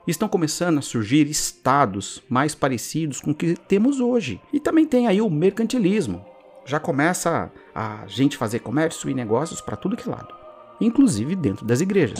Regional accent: Brazil; somos brasileiros

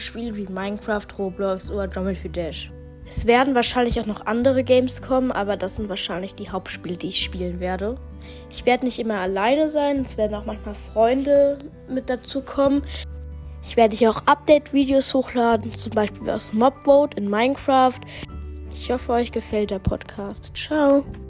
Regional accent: Germany; ich komme aus Deutschland

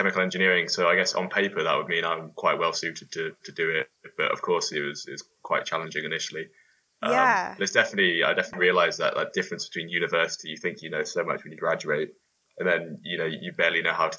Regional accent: Bath, South West England, United Kingdom; also born or lived in London; now in Edinburgh, United Kingdom; So I moved up from London. Well, I come from Bath, but I moved from London up to Edinburgh

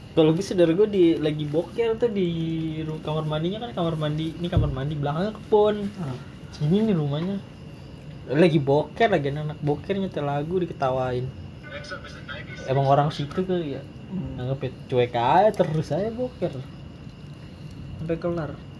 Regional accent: Betawi, Jakarta, Indonesia; gue orang Betawi di tanah Jawa

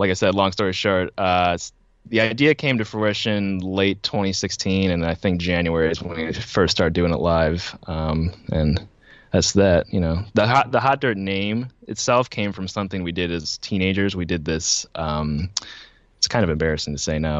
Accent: Buffalo, New York, United States; I am from Buffalo, New York

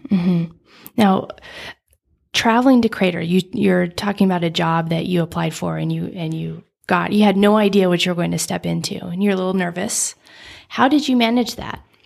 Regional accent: Nevada, United States; I grew up in Nevada, so I'm used to open spaces

